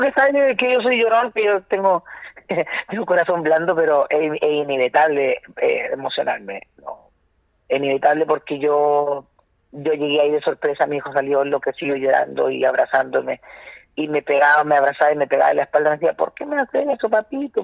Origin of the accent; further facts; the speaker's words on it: Santiago, Santiago Metropolitan Region, Chile; soy de La Pintana